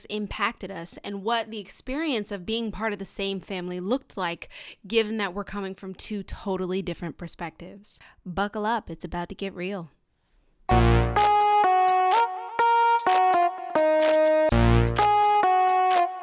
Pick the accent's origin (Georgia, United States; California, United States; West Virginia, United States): Georgia, United States; Atlanta; I grew up in Atlanta, Georgia